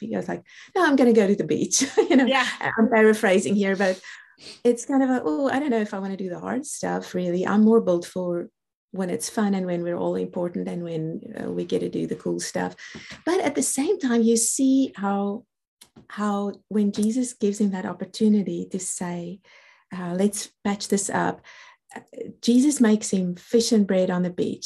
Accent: South Africa; accent: South African; I'm a South African born. That's the reason for the accent

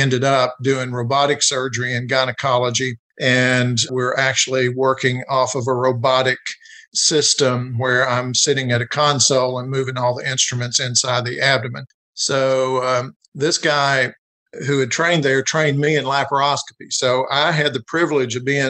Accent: Jessamine County, Kentucky, United States; But I was raised in Jessamine County, which is just south of Lexington here in central Kentucky

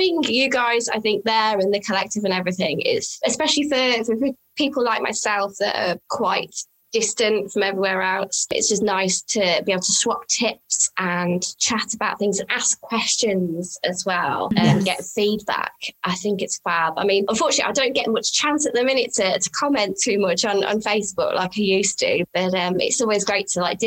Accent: United Kingdom; I'm British

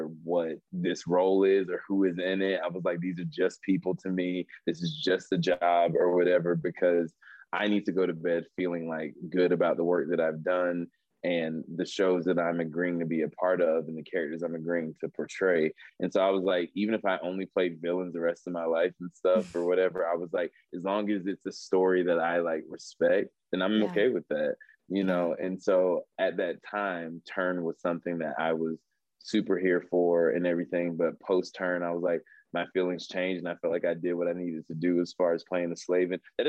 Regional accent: Southern United States, United States; I could outslave anybody in LA because I was from the South.

